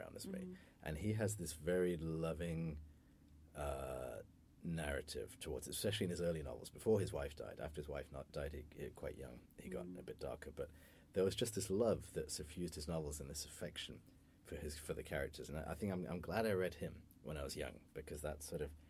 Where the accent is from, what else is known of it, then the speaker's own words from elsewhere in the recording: United Kingdom; accent: British; being British